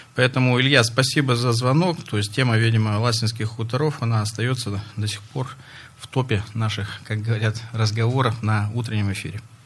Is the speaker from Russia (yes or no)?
yes; Russia; Это моя малая родина. Микрорайон железнодорожный я очень хорошо знаю.